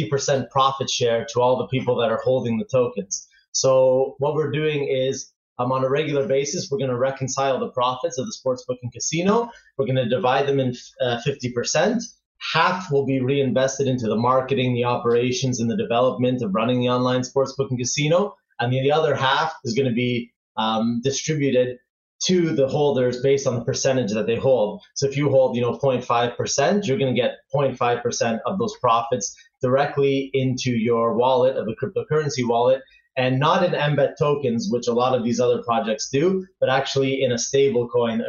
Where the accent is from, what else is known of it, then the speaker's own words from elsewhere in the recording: Toronto, Ontario, Canada; moved away as an adult; now in Barcelona, Spain; I grew up in Canada and from Toronto, so I spent almost 30 years there